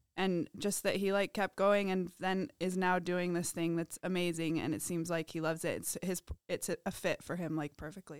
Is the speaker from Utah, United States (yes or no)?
yes; Provo, Utah, United States; I'm from Provo